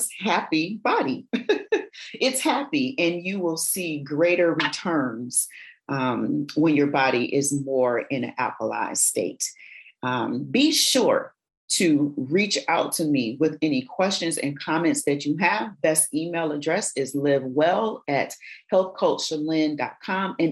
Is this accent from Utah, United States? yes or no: no; Michigan, United States; I grew up in Michigan, I say pop